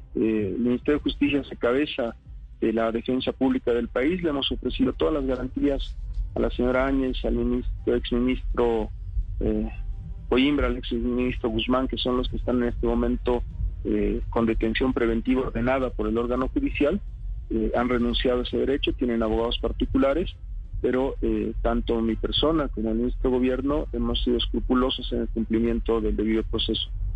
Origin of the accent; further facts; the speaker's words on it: Bolivia; en mi país hay nueve departamentos